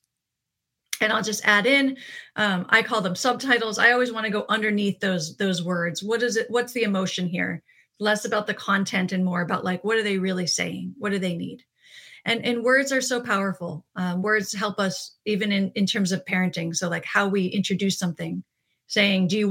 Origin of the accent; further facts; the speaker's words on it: East Coast, United States; moved away; I'm from the East Coast originally